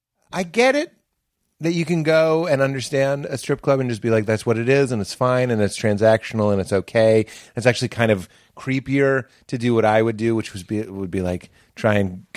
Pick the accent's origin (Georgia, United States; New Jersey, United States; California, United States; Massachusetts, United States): Massachusetts, United States; Boston; Well, I'm from Boston.